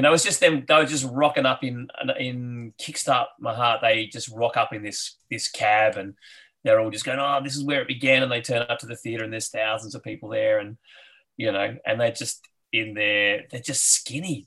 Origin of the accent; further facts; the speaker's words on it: Adelaide, South Australia, Australia; I grew up in Adelaide